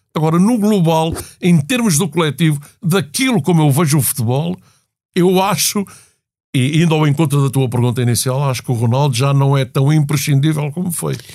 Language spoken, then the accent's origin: Portuguese; Portugal; enquanto português